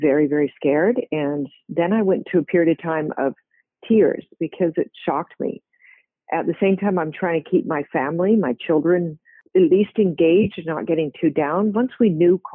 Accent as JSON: {"language": "English", "town": "Victoria", "region": "British Columbia", "country": "Canada", "tie": "born or raised there", "also_born_or_lived": "Winnipeg, Manitoba / New Zealand / Hawaii", "moved": "as an adult", "said": "I grew up really a West Coast girl in British Columbia for the most part"}